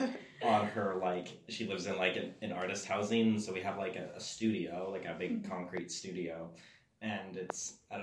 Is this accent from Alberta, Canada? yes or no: yes; Alberta, Canada; I come from Alberta